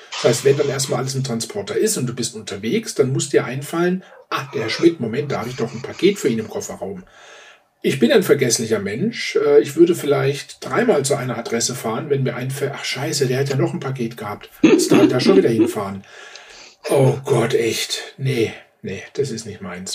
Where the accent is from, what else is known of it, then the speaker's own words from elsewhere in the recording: Baden-Württemberg, Germany; now in Upper Bavaria, Germany; die meiste Zeit meines Lebens habe ich äh, in Baden-Württemberg gelebt